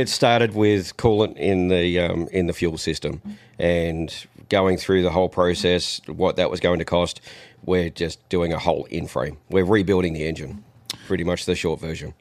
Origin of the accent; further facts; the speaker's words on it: Australia; now in United States; Even though I'm not in the country, I'm still an Australian